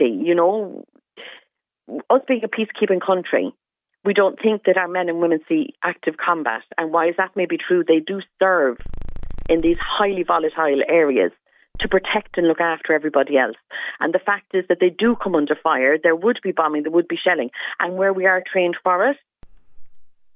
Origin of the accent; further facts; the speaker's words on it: Cobh, Munster, Ireland; I'm from Cove